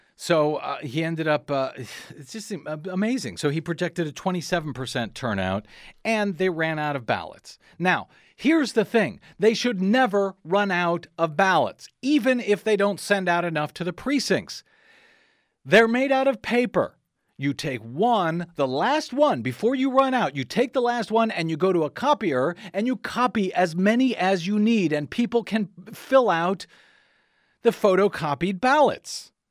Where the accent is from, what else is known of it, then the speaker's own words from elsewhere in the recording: Saint Louis County, Missouri, United States; moved away; I'm from Saint Louis County, by the way, originally